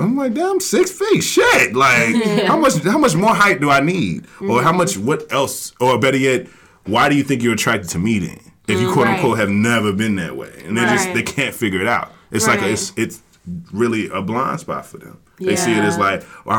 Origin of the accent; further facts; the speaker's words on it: the South, United States; I'm from the South